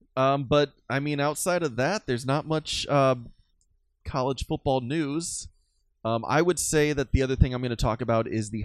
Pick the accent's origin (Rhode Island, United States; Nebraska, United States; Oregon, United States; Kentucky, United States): Nebraska, United States; moved away; I grew up in Nebraska